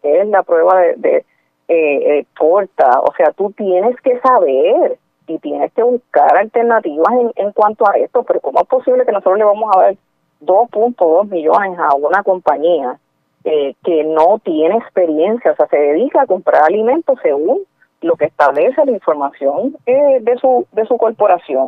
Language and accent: Spanish; Puerto Rico; somos puertorriqueños y puertorriqueñas